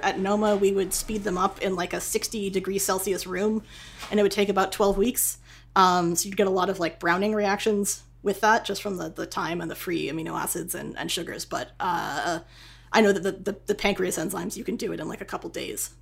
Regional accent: Boston, Massachusetts, United States; moved away; also born or lived in New York / California; I'm a I'm a northeasterner. I grew up in Boston and then like moved to New York

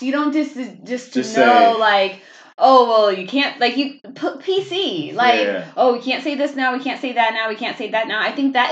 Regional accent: Kansas City, United States; moved away as an adult; now in Germany; I'm from Kansas City

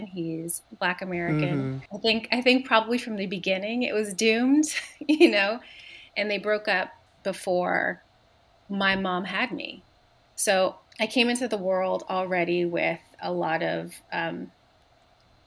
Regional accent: Montreal, Quebec, Canada; I grew up in Montreal

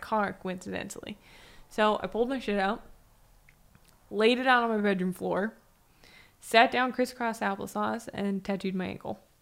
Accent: San Diego, California, United States; moved away; also born or lived in Arizona / Las Vegas; I grew up in San Diego

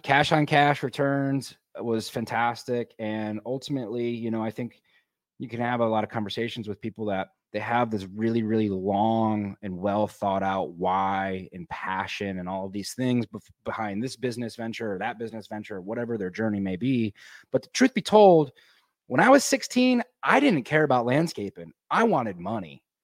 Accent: Michigan, United States; moved away as an adult; also born or lived in Colorado; I grew up in the Midwest, you know, uh, in Michigan

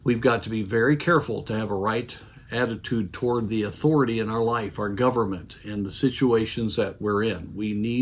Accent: United States

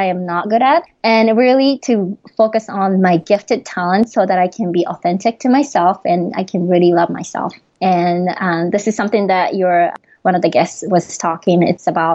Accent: Japan; accent: Japanese; English is a second language; moved away as an adult; now in United States; my Japanese accent

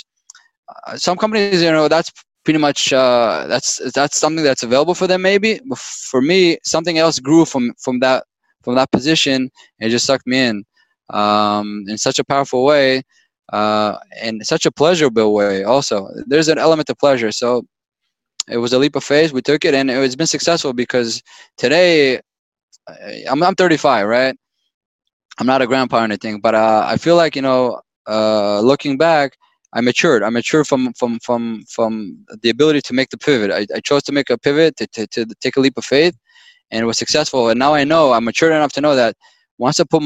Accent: Israel; moved away; I was born and raised in Israel

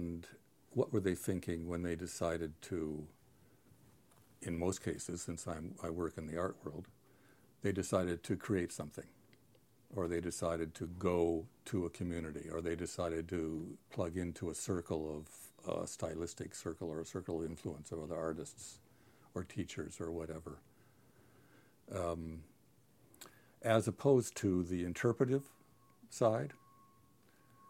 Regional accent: San Diego, California, United States; moved away as an adult; also born or lived in Williamstown, Massachusetts; I'm from San Diego. I grew up on the beach

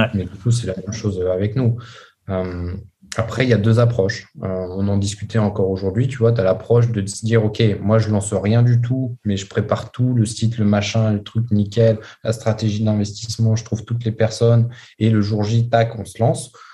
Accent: France; moi, en tant que Français

